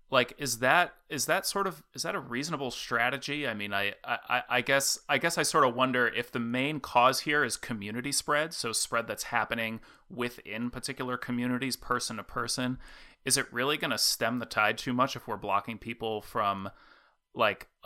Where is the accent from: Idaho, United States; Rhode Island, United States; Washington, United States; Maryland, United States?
Rhode Island, United States; moved away; Rhode Island, my my home state where I grew up